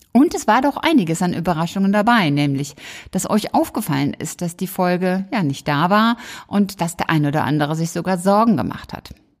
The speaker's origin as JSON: {"language": "German", "country": "Germany", "said": "bei uns in Deutschland"}